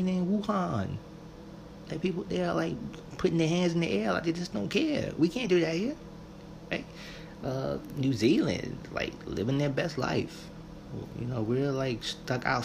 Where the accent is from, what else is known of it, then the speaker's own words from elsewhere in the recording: United States; especially here in America, we are kind of raised with this sort of, you know, I'm American